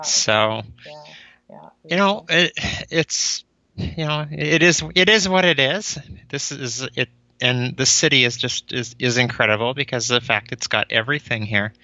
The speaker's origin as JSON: {"language": "English", "town": "Cold Lake", "region": "Alberta", "country": "Canada", "tie": "born or raised there", "also_born_or_lived": "Calgary", "moved": "as an adult", "lives_now": "Winnipeg, Canada", "said": "I grew up in Cold Lake, basically from the time I started grade one through till I graduated in grade twelve."}